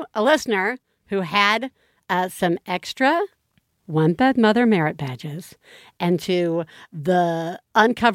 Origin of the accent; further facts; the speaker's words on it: the South, United States; moved away; I grew up in the South.